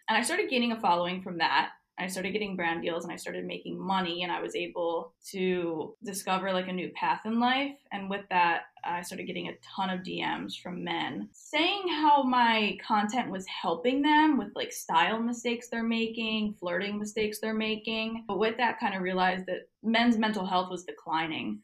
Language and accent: English; New Jersey, United States; moved away as an adult; now in Florida, United States; I'm technically from New Jersey, but I have been living in Florida since well, on and off last summer